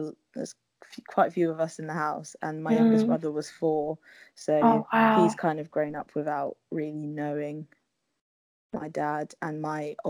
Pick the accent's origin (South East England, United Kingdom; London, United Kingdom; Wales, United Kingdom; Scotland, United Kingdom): London, United Kingdom; also born or lived in Havering / Leeds; I'm from London, born and bred. I grew up in Islington, but we now live in Havering, which is like East London.